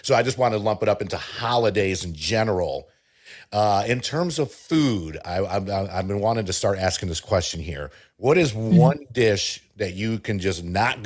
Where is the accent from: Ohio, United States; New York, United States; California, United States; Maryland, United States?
New York, United States; upstate; also born or lived in Puerto Rico / Michigan; now in Southern United States; I was born in Puerto Rico. I grew up in upstate New York. I lived in Michigan for 2 years and I've been down here in the South for a few.